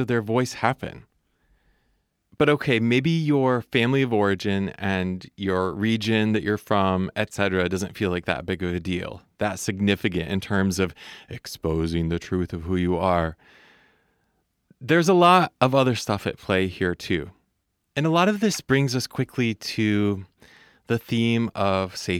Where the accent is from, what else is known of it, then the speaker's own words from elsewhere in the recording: Michigan, United States; accent: Midwestern; I'm aware that I sound pretty Midwestern. I do my best not to lean into that accent too hard, but I know that that I sound like I'm from Michigan, where I'm from.